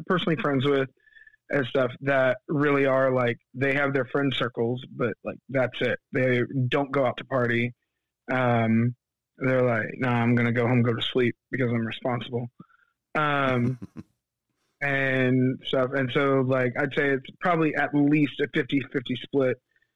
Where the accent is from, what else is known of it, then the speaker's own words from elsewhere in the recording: Fayetteville, North Carolina, United States; now in Wendell, United States; I'm from Fayetteville, North Carolina, which is where Fort Bragg is